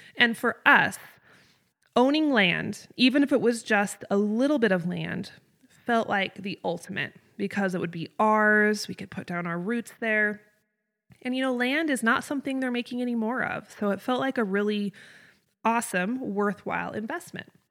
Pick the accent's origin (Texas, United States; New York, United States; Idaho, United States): Idaho, United States; North; moved away as an adult; also born or lived in Southeast Wyoming; I grew up in North Idaho, up in the Panhandle.